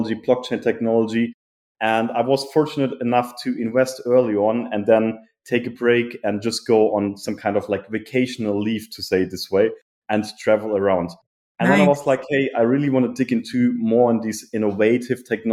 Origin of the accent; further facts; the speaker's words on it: Germany; moved away; I'm originally from Germany. I grew up in a small but beautiful village in the city, between the city Frankfurt and Cologne.